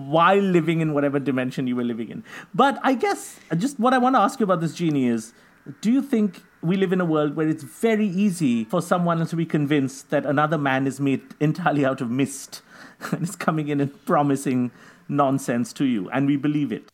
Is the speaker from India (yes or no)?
yes; India; I'm from India